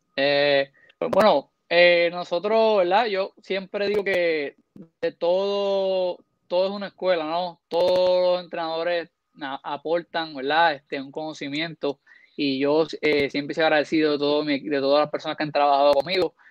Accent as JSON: {"language": "Spanish", "country": "Puerto Rico", "said": "Como puertorriqueño"}